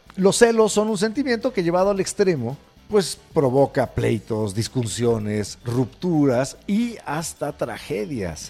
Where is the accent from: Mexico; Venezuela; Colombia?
Mexico; somos los mexicanos